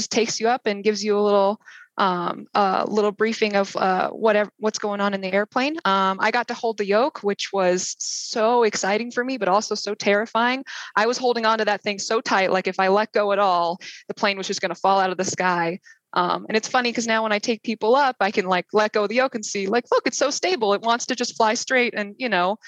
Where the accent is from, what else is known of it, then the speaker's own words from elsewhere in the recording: Erie, Colorado, United States; I grew up in Erie, Colorado, which is kind of like a little like the suburbs